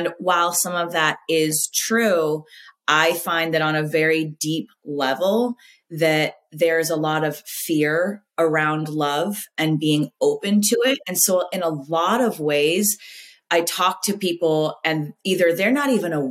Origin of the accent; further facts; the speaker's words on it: Southern California, United States; now in Florida, United States; being a Southern California girl